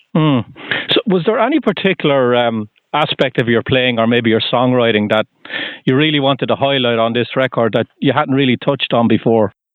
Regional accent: Waterford, Munster, Ireland; now in Sudbury, United States; I'm from Waterford in Southern Ireland

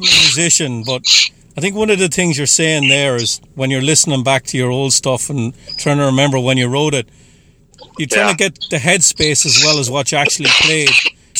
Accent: Ireland; I'm Irish.

